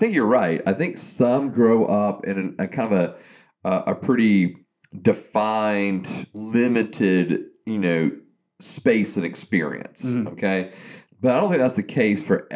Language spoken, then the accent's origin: English; South Georgia, United States; growing up in South Georgia, hunting and fishing and playing sports